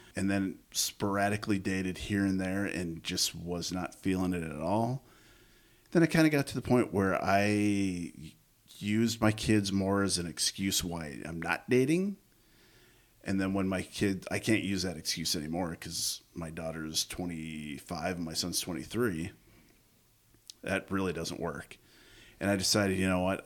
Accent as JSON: {"language": "English", "town": "Coon Rapids", "region": "Minnesota", "country": "United States", "tie": "born or raised there", "said": "I grew up in Coon Rapids"}